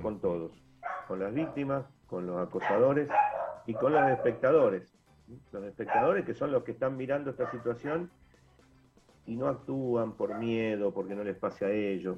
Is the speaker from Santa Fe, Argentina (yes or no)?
yes; Rosario, Santa Fe, Argentina; nos llena de orgullo como rosarinos, como santafesinos